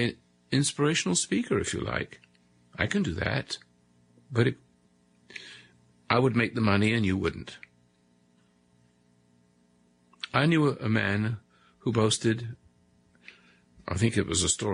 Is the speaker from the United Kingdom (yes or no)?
yes; England, United Kingdom; moved away as an adult; also born or lived in South Africa; now in United States; across the sea in England